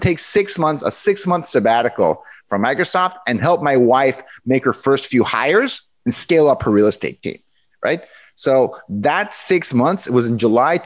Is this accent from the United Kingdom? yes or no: no; Mexico; moved away as an adult; now in Seattle, United States; I'm born and raised in Mexico. I went to school in Mexico.